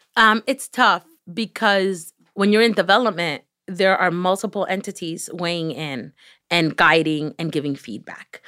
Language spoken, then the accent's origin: English; Miami, Florida, United States; accent: Miami; English is a second language; I was growing up in Miami